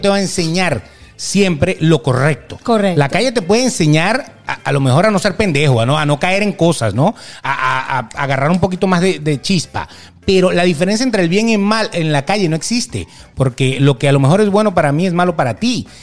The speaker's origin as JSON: {"language": "Spanish", "country": "Venezuela", "said": "yo soy papá y soy venezolano"}